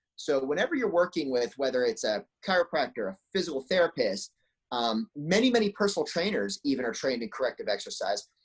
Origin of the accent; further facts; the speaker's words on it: Pennsylvania, United States; moved away as an adult; also born or lived in San Jose, California; now in Bay Area, United States; I grew up back in Pennsylvania when I was five years old